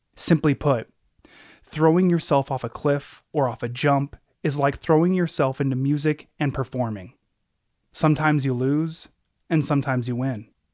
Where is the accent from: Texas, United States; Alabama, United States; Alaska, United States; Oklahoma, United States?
Alaska, United States; Anchorage; growing up in Anchorage, where I'm from